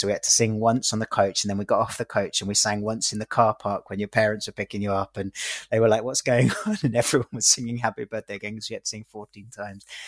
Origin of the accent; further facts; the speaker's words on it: London, United Kingdom; I'm 37 years old. I'm from East London